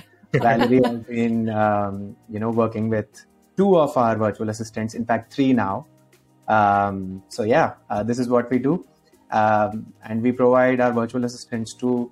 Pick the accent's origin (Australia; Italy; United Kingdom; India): India; born and brought up in India.